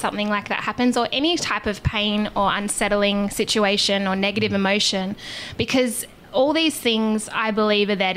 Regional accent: Australia; we are obviously from Australia.

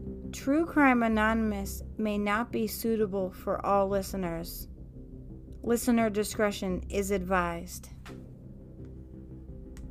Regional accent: Massachusetts, United States; I am from Massachusetts

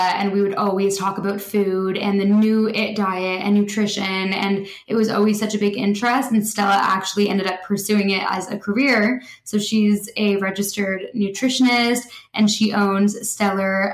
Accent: Toronto, Ontario, Canada; moved away; Toronto, my hometown

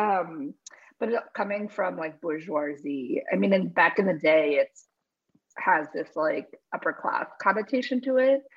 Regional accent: New Jersey, United States; I was born in New Jersey. So I call myself Amerihuaya, Paraguayan American. And growing up, I grew up around other Amerihuayos

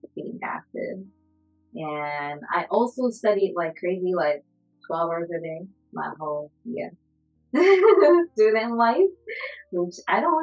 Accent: Japan; English is a second language; moved away as an adult; now in Seattle, United States; I was like from Japan, born and raised there until I graduated high school.

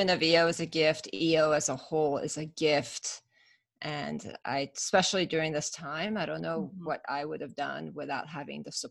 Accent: California, United States; We I grew up in Northern California.

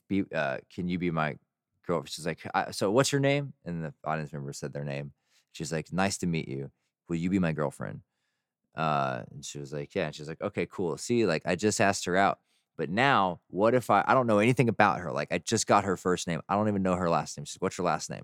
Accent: Texas, United States; as a Texan

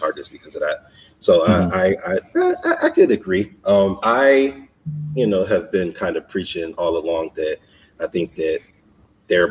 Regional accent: Buffalo, New York, United States; I'm born and raised in Buffalo, New York

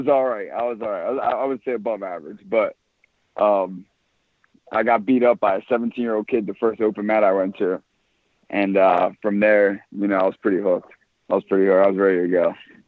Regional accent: Pennsylvania, United States; I'm from Pennsylvania.

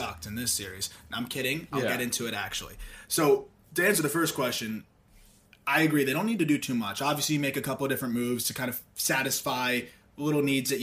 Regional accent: South Florida, United States; now in New York City, United States; growing up in South Florida

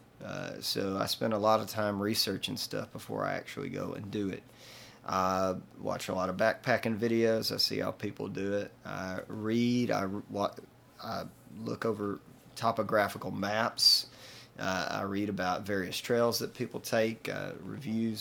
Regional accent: Booneville, Mississippi, United States; my hometown of Boonville, Mississippi

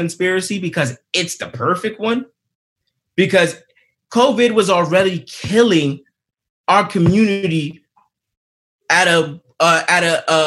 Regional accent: New York City, New York, United States; I'm from Queens

